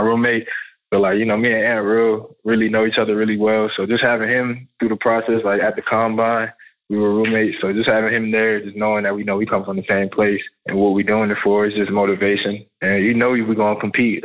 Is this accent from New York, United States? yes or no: yes; New York, United States; moved away; also born or lived in North Carolina; I grew up in New York in the Bronx